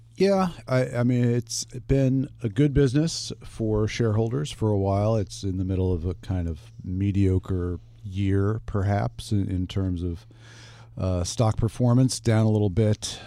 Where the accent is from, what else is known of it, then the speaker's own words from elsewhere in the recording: United States; as an American